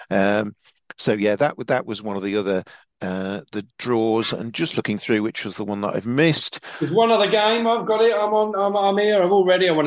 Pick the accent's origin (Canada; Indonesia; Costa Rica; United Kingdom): United Kingdom; England; And you know, as much as I am an Englishman, I'm going there as a as a neutral